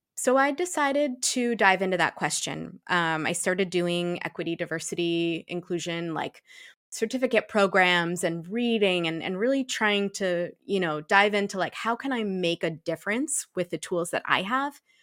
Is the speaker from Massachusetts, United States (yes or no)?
yes; Shrewsbury, Massachusetts, United States; I'm a black biracial woman who was raised in a black household in a white hometown. Um, Mm. Shrewsbury, Massachusetts